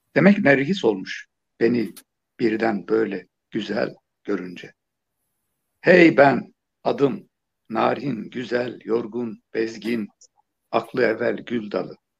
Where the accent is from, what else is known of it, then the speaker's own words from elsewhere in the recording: Turkey; küçükken yani biraz da deyim yerindeyse Küçük Pekin denilen bir yerde büyüdüm. E, küçük bir ilçeydi